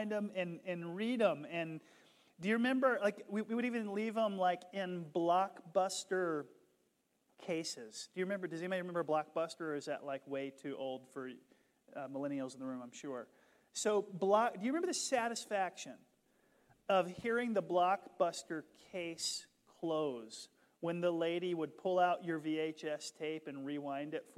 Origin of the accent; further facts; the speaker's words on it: the South, United States; I grew up in the South